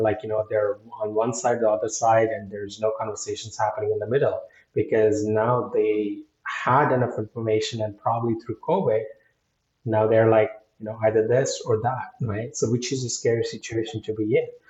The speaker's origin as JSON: {"language": "English", "country": "India", "moved": "yes", "said": "being Indian"}